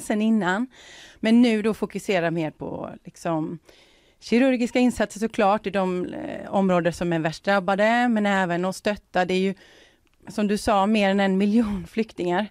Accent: Sweden; som, som svensk

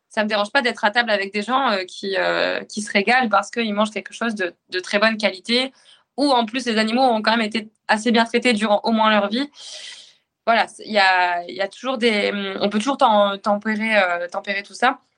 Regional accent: Normandy, France; comme on voit chez nous en Normandie, de la viande locale, des éleveurs locaux

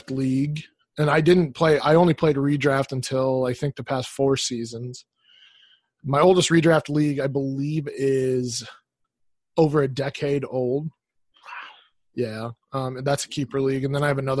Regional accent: Colorado, United States; So, I grew up in Colorado, Denver Broncos fan.

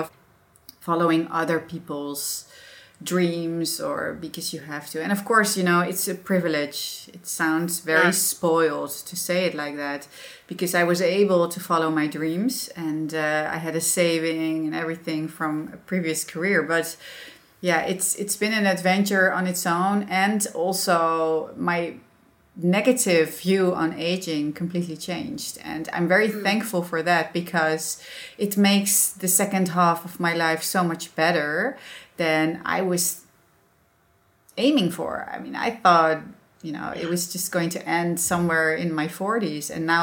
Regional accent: Netherlands; accent: Dutch; English is a second language; being a Dutch with my accent and everything

